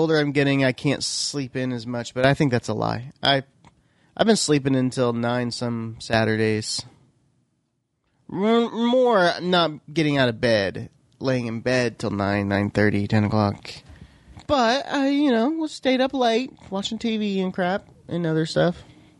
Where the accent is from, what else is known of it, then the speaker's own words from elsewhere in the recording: Oklahoma, United States; But, come on, we're from Oklahoma, so you gotta.